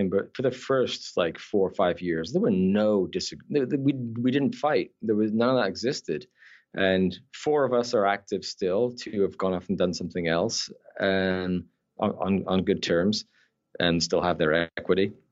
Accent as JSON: {"language": "English", "region": "Scotland", "country": "United Kingdom", "tie": "born or raised there", "also_born_or_lived": "Newcastle upon Tyne, England", "accent": "Scottish Canadian", "said": "born in the north of England. Uh, I'm a Geordie, Newcastle, but I moved to Scotland when I was ten. Yes. And so I then thing is because I acquired a Scottish accent."}